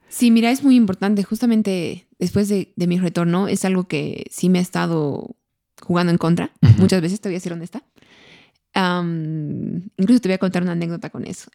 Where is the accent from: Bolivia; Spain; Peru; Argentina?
Bolivia; somos los bolivianos